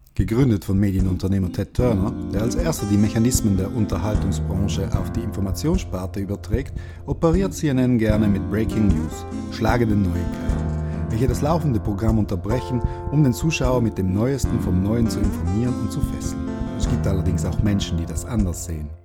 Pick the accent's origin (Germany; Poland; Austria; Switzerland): Switzerland; Basel, Basel-Stadt; in meiner Heimatstadt Basel